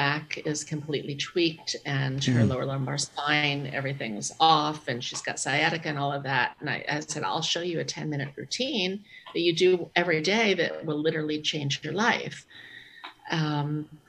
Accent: New York City, New York, United States; I'm from New York City, you know, where crime has gone up 740%

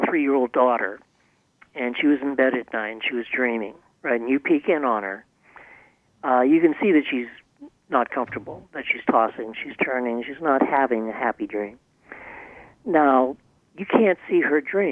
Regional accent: Boston, Massachusetts, United States; the kind of colorful street language that I was brought up with in the Boston area

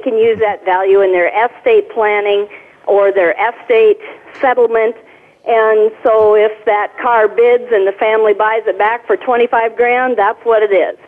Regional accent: South Dakota, United States; moved away as an adult; also born or lived in southwest Minnesota; now in Minnesota, United States; I grew up in South Dakota, never actually came to Minnesota till I was about 18

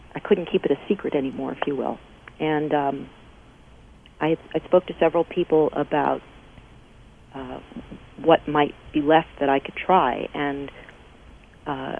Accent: Paterson, New Jersey, United States; I was born in Paterson, New Jersey, which is known for its silk factories

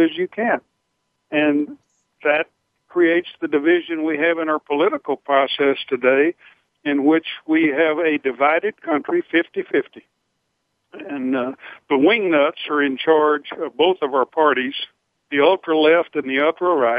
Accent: Eriksdal, Texas, United States; I was raised in Eriksdal, Texas

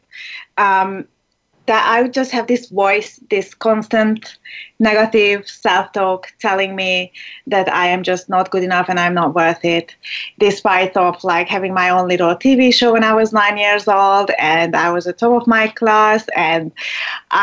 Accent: Hungary; English is a second language; moved away; I was born in Hungary, and that's where I lived for like half of my life

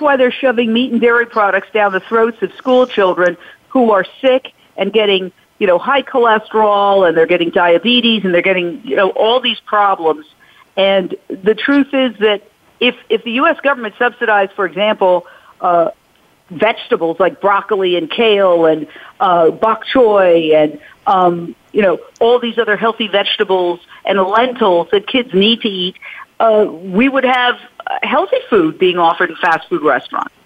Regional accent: United States; as American women

